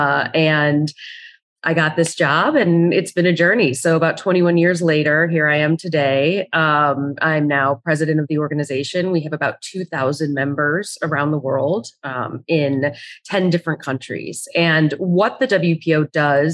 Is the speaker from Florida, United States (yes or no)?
no; right outside of Chicago, Illinois, United States; I grew up right outside of Chicago